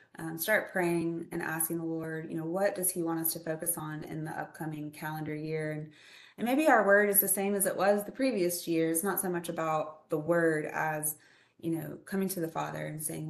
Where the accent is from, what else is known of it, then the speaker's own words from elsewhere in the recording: Greenville-Spartanburg area, South Carolina, United States; I grew up in Greenville-Spartanburg area